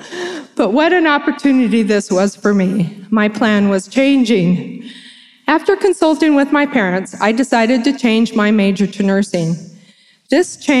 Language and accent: English; San Diego, California, United States; moved away as an adult; my hometown of San Diego, California